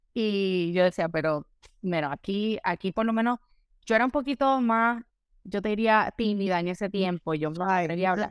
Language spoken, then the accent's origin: Spanish; San Juan, Puerto Rico; moved away as an adult; now in Miami, United States; soy obviamente originalmente de San Juan, Puerto Rico. Eh, allá me crié, nací, eh, estuve viviendo hasta que me gradué de la universidad